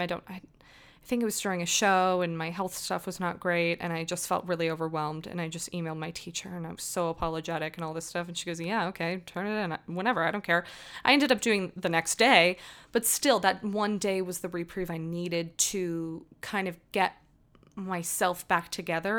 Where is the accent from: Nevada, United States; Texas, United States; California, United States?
Nevada, United States; Las Vegas; moved away as an adult; also born or lived in New Jersey; I am from Las Vegas originally.